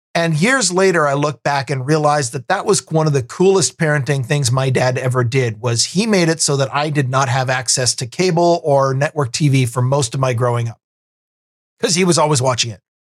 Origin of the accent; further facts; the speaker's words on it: Vancouver, Washington, United States; I grew up out in Vancouver, Washington, which is the, the south end